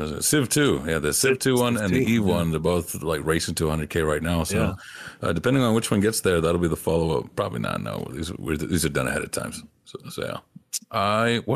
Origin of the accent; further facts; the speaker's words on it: East Coast, United States; I'm from the East Coast